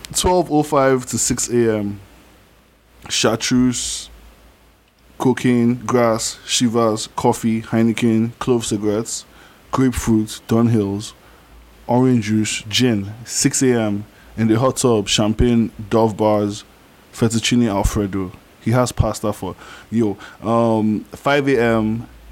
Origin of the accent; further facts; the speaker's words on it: Niger; English is a second language; moved away; I come from Niger so like English isn't my first language.